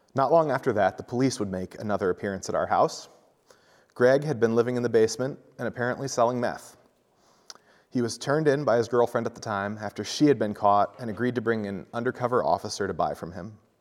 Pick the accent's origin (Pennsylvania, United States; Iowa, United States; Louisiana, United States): Iowa, United States; Centerville; also born or lived in Ottumwa, Iowa; I grew up in Centerville, Iowa, a small town of about five thousand people